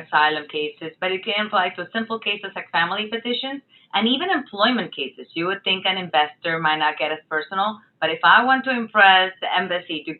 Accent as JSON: {"language": "English", "country": "Puerto Rico", "tie": "born or raised there", "also_born_or_lived": "Miami", "moved": "as an adult", "said": "my mom is Venezuelan, but I was born and raised in Puerto Rico, and I'm very proud of that."}